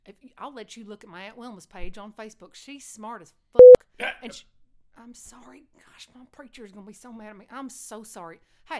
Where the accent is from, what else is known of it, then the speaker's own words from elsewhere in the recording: Texas, United States; Oh, I'm from West Texas, sweetheart.